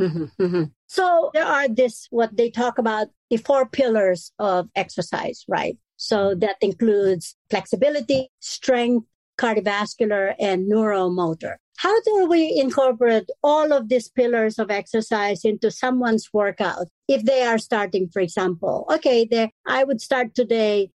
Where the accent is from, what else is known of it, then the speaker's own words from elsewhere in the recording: Philippines; moved away; I am full Filipino